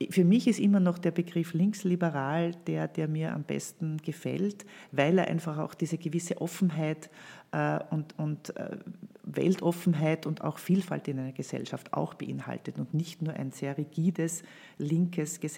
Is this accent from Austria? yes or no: yes; Gföhl, Lower Austria, Austria; also born or lived in Krems; ich bin in Krems geboren, habe die ersten paar Jahre meines Lebens in Gföhl im Waldviertel verbracht